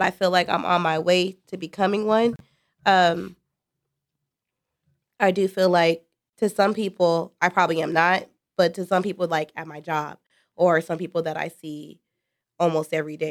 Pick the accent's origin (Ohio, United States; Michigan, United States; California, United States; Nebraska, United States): California, United States; Riverside; moved away as an adult; in Riverside, there was nobody like trying to uplift black people or anything like